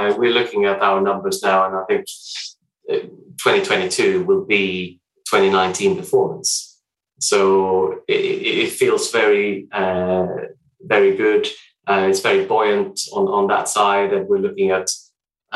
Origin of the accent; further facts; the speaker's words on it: Sweden; moved away as an adult; I'm Swedish, but I've been here for a number of years now